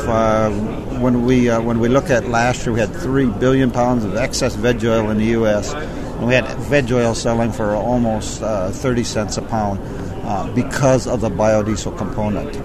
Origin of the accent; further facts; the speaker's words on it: United States; also born or lived in South Dakota; as an American